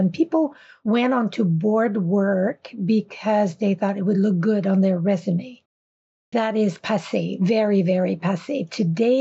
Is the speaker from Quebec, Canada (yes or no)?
yes; Quebec, Canada; first language French; English is a second language; moved away as an adult; also born or lived in Vancouver / Île-à-la-Crosse, Saskatchewan / Regina, Saskatchewan; now in Saskatchewan, Canada; I was born and raised in Quebec and French was my first language.